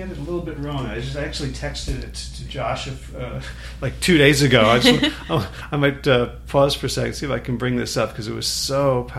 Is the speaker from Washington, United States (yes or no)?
no; New Jersey, United States; now in North Carolina, United States; I grew up in New Jersey